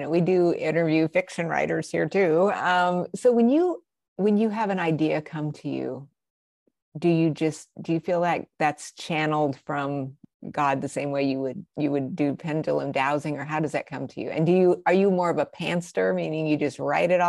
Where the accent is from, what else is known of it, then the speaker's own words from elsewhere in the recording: Albuquerque, New Mexico, United States; I'm from Albuquerque